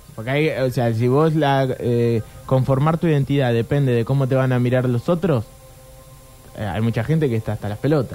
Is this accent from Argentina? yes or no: yes; Argentina; yo soy argentino, porque nací acá